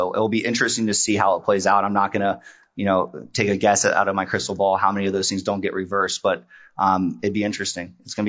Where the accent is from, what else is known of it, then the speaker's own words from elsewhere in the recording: West Virginia, United States; I grew up in West Virginia. So I grew up in a tiny town in West Virginia.